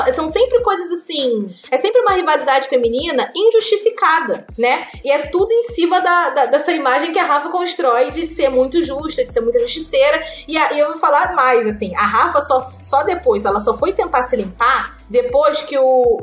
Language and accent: Portuguese; Rio de Janeiro, Brazil; eu sou carioca